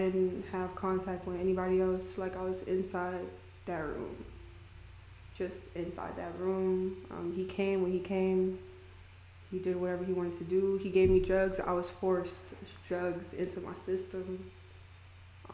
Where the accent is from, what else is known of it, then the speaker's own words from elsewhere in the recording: Miami, Florida, United States; I'm from Miami